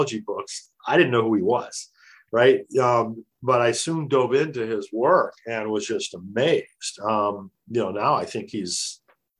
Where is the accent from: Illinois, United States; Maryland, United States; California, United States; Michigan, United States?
Illinois, United States; moved away as an adult; now in New Jersey, United States; I still live in New Jersey. I grew up in Illinois, but made it out to the East Coast because of Bell Labs